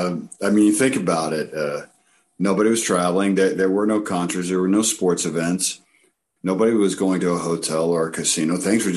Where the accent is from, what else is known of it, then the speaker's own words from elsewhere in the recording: the South, United States; moved away; I'm from the South originally.